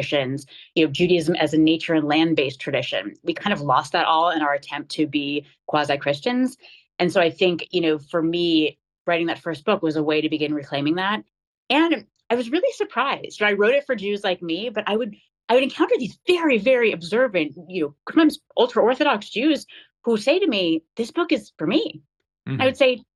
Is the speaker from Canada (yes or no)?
no; United States; growing up as an American Jew